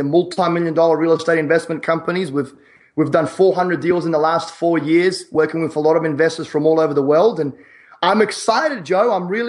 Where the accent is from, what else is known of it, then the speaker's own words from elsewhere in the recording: Sydney, New South Wales, Australia; now in Ohio, United States; I'm from Sydney, Australia.